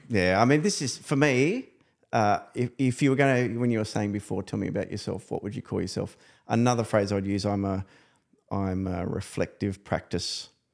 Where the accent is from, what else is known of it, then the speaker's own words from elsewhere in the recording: New South Wales, Australia; I come from New South Wales